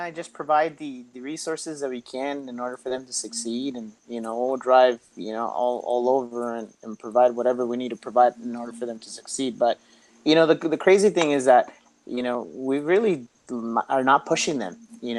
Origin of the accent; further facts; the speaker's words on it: Santa Ana, California, United States; I grew up in Santa Ana. I was the youngest of three boys